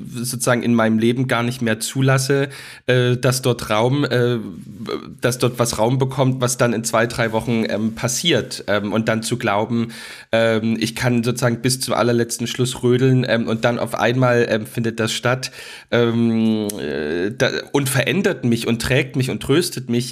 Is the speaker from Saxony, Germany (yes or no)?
yes; Dresden, Saxony, Germany; in Dresden, wo ich aufgewachsen bin